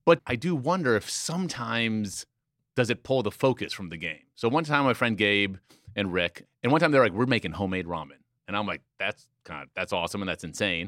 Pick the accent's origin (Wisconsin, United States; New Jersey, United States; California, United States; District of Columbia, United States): District of Columbia, United States; Washington; for having grown up there